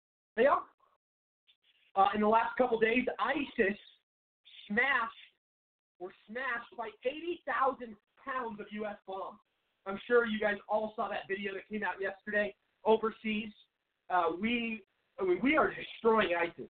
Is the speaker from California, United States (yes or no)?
no; Seattle, Washington, United States; moved away as an adult; now in Phoenix, United States; I've lived in Arizona for about 7 years now, but I'm originally from Seattle.